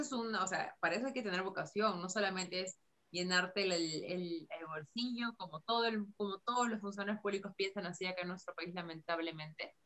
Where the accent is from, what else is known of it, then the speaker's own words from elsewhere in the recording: Peru; como peruanos